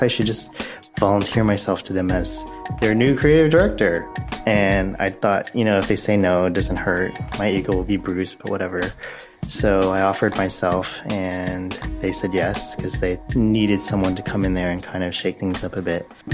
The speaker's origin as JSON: {"language": "English", "town": "Oakville", "region": "Ontario", "country": "Canada", "tie": "born or raised there", "said": "I grew up in Oakville, Ontario, which is a suburb outside of Toronto."}